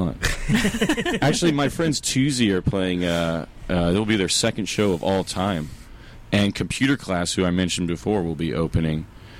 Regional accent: Southern California, United States; I'm from Southern California.

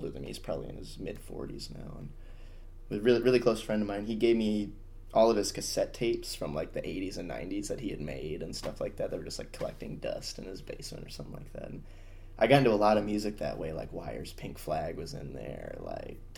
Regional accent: Marquette, Michigan, United States; I'm from Marquette, Michigan.

